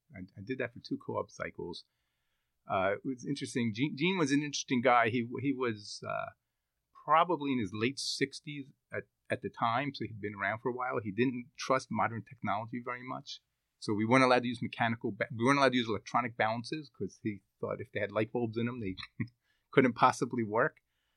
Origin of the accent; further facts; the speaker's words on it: Philadelphia, Pennsylvania, United States; Drexel was what I grew up in the Philadelphia area, so Drexel was very well known